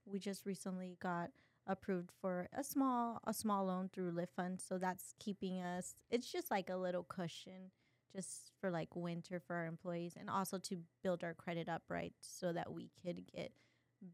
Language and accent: English; Brownsville, Texas, United States; I mean, we're from Brownsville, Texas. You know, we grew up poor.